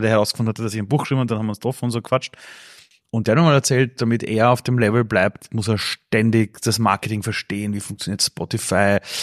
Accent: Vienna, Austria; ich bin aufgewachsen damals in Simmering, draußen in Kaiser Ebersdorf

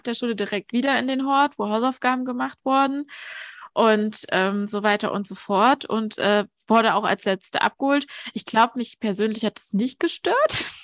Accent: Thuringia, Germany; moved away; aus der, aus, aus der Ostregion Deutschlands. Und ähm, ja, ich komme aus dem Osten

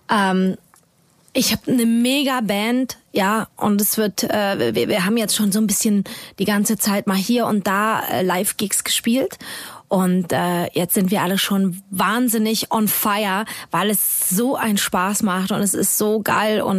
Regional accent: United States; German is a second language; ich bin eine Amerikaner.

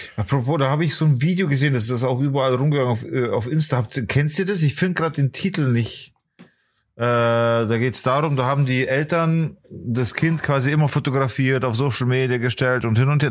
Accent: Bavaria, Germany; accent: Bavarian; also born or lived in Poland; ich bin aber Bayer.

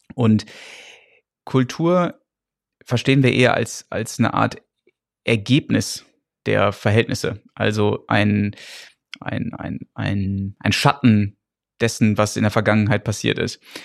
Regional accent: Gütersloh, North Rhine-Westphalia, Germany; moved away as an adult; now in England, United Kingdom; wo ich herkomme, bo gut bodenständiges Gütersloh

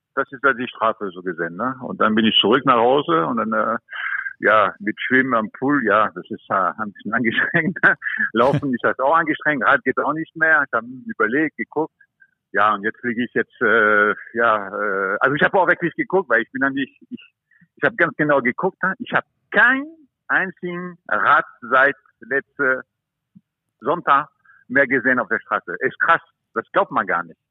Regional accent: France; also born or lived in Germany; now in Mallorca, Spain; ich bin auch Franzose

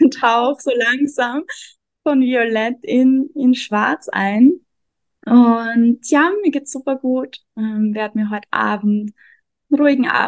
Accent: Austria; also born or lived in Vienna; now in Mexico; Ich komme aus Österreich, habe lange in Wien gelebt und lebe jetzt gerade seit einem Jahr ungefähr in Mexiko.

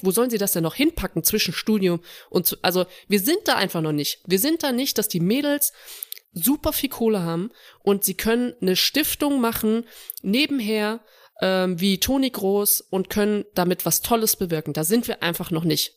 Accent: Saarbrücken, Saarland, Germany; moved away; ich bin in Saarbrücken auch groß geworden

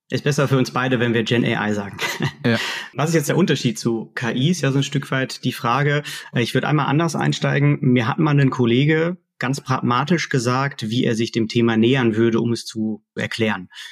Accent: Dortmund, North Rhine-Westphalia, Germany; Da komme ich auch her, also wirklich gebürtiger Dortmunder im, im Ruhrgebiet, tief verwurzelt

